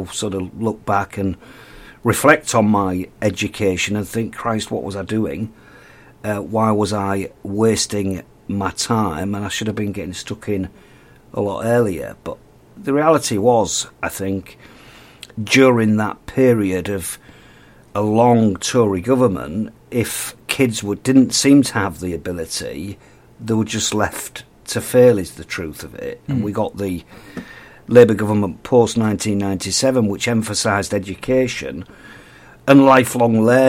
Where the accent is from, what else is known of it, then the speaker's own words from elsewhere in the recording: Hull, Yorkshire and the Humber, United Kingdom; born and bred in Hull